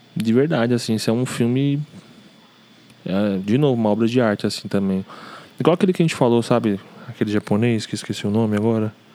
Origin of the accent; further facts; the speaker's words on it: São Paulo, Brazil; A gente cresceu aqui no Braz